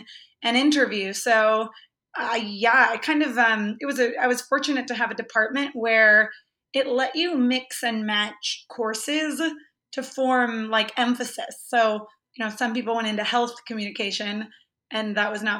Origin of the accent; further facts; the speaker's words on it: Los Banos, California, United States; moved away as an adult; also born or lived in San Diego / Los Angeles; I grew up in this really tiny town in Northern California. It's called Los Banos, California.